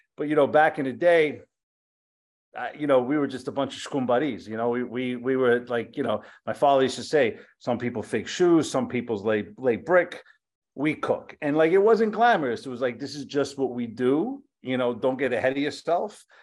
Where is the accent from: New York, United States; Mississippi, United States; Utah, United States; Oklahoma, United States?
New York, United States; Yonkers; also born or lived in Bronx; my family's all from the Bronx. I grew up in Yonkers